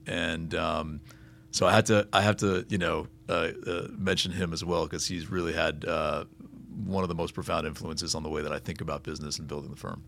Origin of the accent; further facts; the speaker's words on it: Miami, Florida, United States; native South Floridian and from you know from Miami and growing up on Miami Heat basketball